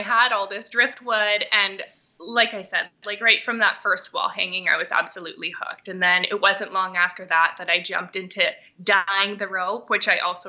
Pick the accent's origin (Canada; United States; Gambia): Canada; Thunder Bay, Ontario; I born and raised in Thunder Bay, so I've spent a lot of time outdoors, just going to the beach, out to people's camps, just being outside a lot.